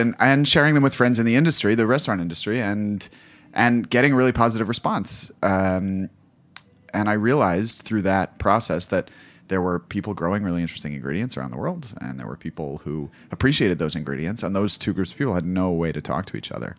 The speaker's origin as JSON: {"language": "English", "country": "United States", "also_born_or_lived": "Kabul, Afghanistan", "said": "me as an American"}